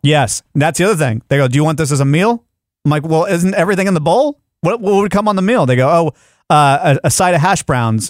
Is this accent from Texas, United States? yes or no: yes; Texas, United States; I'm a Texan